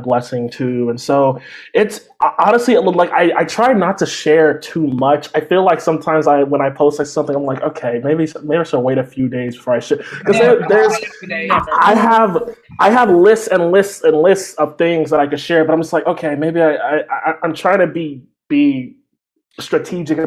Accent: Texas, United States; I grew up like in Texas

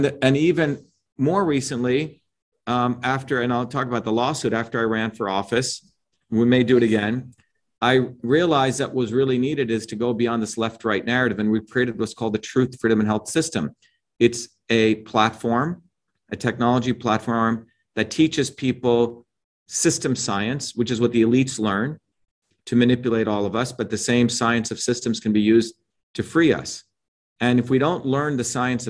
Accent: India; moved away; I grew up in India

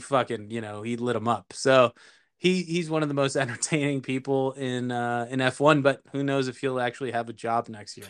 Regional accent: Chicago, Illinois, United States; as a Chicagoan

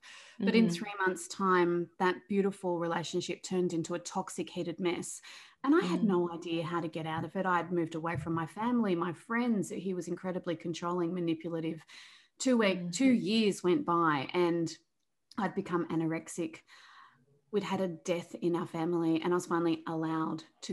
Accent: Australia; also born or lived in Melbourne, Victoria; I'm from Australia. I live in Melbourne, which is down the bottom of Australia.

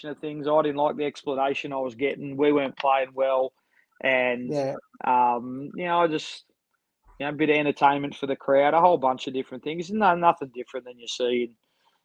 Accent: Sydney, New South Wales, Australia; manage my hometown ABL team

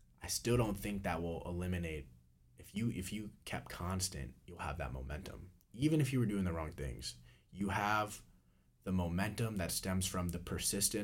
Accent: Missouri, United States; now in Florida, United States; I'm from Missouri, I'm down here in Florida

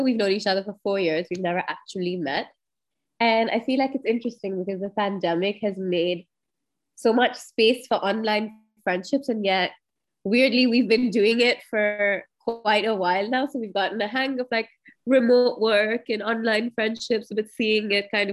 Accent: Karachi, Sindh, Pakistan; I'm from Karachi.

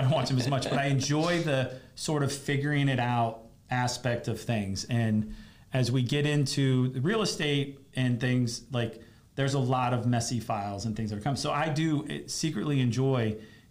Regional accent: Fort Lauderdale, Florida, United States; moved away; I grew up in Fort Lauderdale

